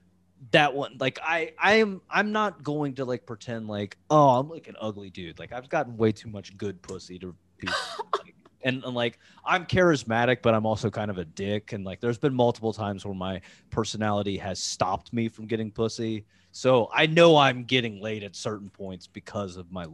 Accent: Ohio, United States; I'm from Ohio and there's a lot of racist here

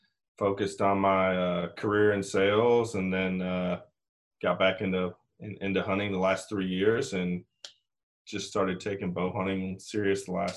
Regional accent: Michigan, United States; now in Tennessee, United States; I'm in Tennessee. I didn't always grow up here. I was a transplant. I grew up in Michigan

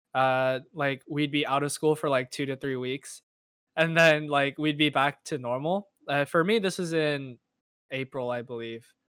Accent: Irvine, California, United States; I am from Irvine, California, which is in Southern California

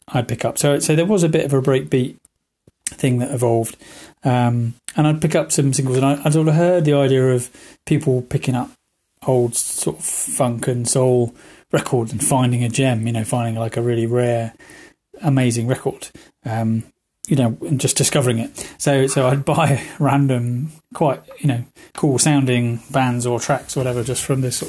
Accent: High Wycombe, South East England, United Kingdom; Growing up in High Wycombe, we were very, very lucky

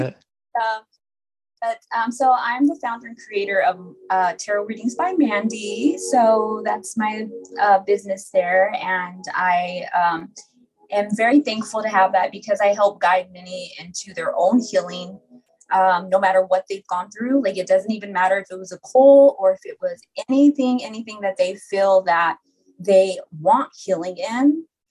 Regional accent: Amarillo, Texas, United States; born and raised in Amarillo. So it's like a small town, not much

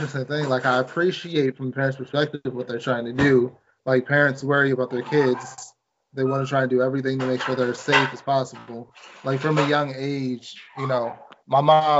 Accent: Maryland, United States; my home state of Maryland

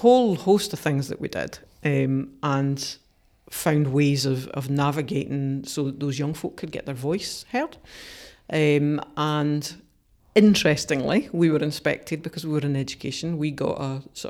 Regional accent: Dumfries, Scotland, United Kingdom; I hadn't had a good experience growing up in Dumfries

